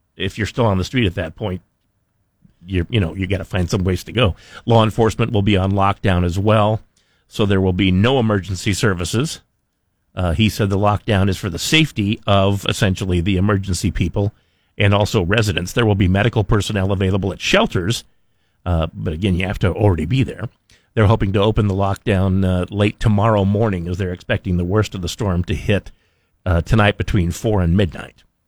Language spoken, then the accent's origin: English; Twin Falls, Idaho, United States; I grew up in Twin Falls where the wind blows every day